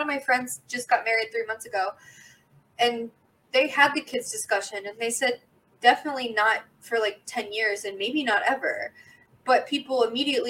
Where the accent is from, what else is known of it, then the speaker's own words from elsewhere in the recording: United States; being American